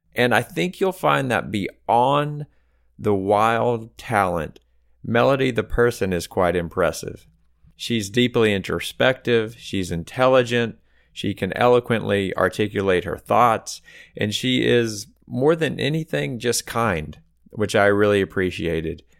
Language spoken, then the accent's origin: English; Austin, Texas, United States; moved away as an adult; now in Houston, United States; I'm from Austin